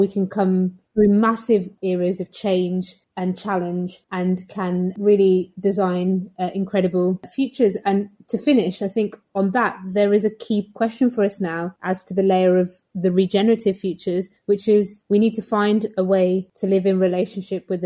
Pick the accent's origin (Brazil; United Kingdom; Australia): United Kingdom; Birmingham, West Midlands; I grew up in Stechford in inner city Birmingham